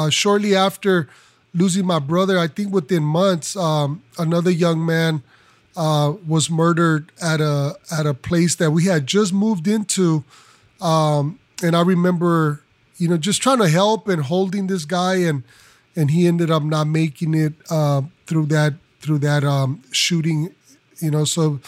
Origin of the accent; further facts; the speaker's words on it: Los Angeles, California, United States; I am, as you mentioned, …, I'm from Los Angeles.